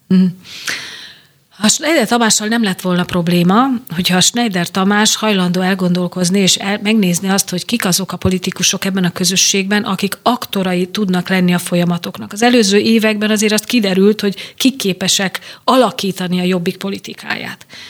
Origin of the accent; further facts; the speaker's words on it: Veszprém, Veszprém County, Hungary; a szülővárosomban megméretem magam